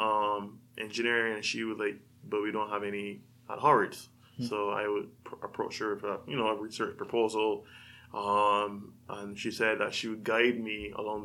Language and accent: English; Barbados; moved away as an adult; also born or lived in Washington, D.C.; now in California, United States; So I'm from a small island in the Caribbean, Barbados. I grew up, spent the first 18 years of my life there